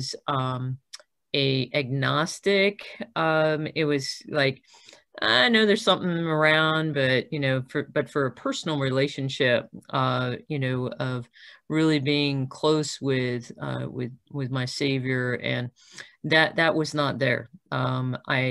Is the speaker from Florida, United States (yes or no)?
yes; South Florida, United States; moved away as an adult; also born or lived in Nyack, New York / Milwaukee, Wisconsin; by the time I went to college, I was coming out of South Florida, where we had moved when I was nine